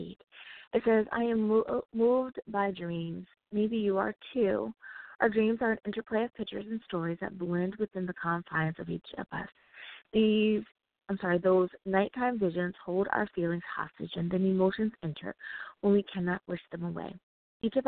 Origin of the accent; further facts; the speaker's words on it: United States; I do love my home country so much